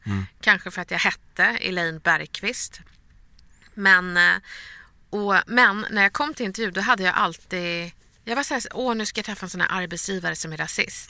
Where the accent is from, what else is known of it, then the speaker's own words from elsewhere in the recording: Stockholm, Stockholm County, Sweden; Vi är från Bredäng